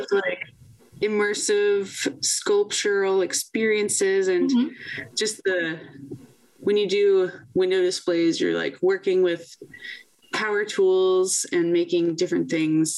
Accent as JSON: {"language": "English", "region": "Virginia", "country": "United States", "tie": "born or raised there", "said": "Virginia Commonwealth University, in my home state of Virginia"}